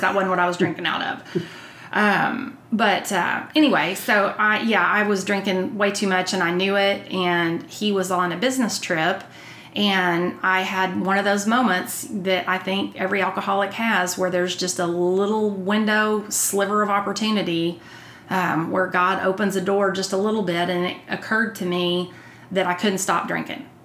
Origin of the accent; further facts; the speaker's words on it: Texas, United States; I grew up outside of Fort Worth on Eagle Mountain Lake